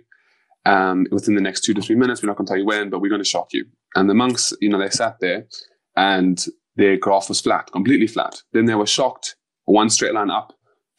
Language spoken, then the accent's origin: English; South Africa; I'm South African.